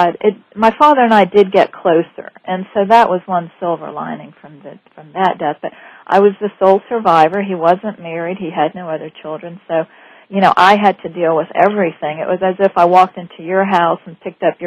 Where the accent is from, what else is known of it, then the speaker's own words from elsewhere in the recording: New Orleans, Louisiana, United States; I grew up in the French Quarter in New Orleans